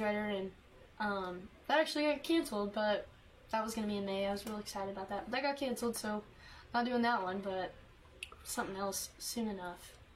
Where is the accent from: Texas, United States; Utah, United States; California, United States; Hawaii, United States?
Texas, United States; Canton; growing up in East Texas